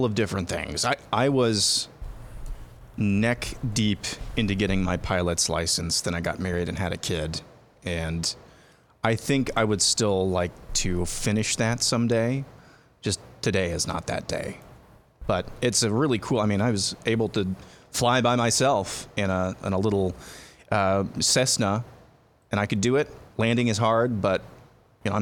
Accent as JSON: {"language": "English", "town": "Lamoni", "region": "Iowa", "country": "United States", "tie": "born or raised there", "said": "at a fast food place in Lamoni, where I grew up here in Iowa"}